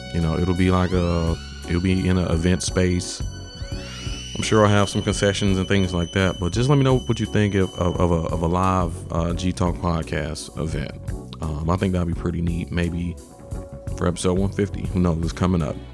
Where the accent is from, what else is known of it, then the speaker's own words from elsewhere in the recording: Atlanta, Georgia, United States; I'm a kid from Atlanta